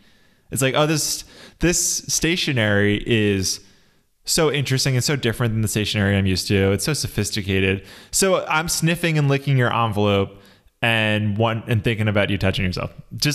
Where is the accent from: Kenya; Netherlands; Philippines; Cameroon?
Philippines; But don't worry, I'm Filipino and I'm immune to the yellow fever.